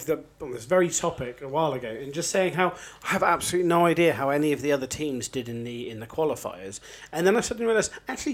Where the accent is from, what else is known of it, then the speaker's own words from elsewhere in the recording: Oxford, South East England, United Kingdom; I'm from Oxford